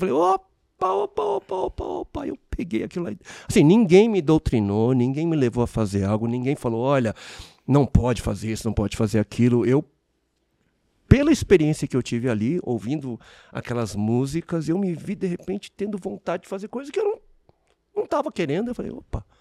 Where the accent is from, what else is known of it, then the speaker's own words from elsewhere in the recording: Brazil; also born or lived in South Korea; Meus pais se conhecem no Brasil, cresço numa, numa nação, eh, eu sou, né, eu sou um estrangeiro aqui, né? É, eu, eu, eu, sou coreano, mas eu vivi, né, a minha vida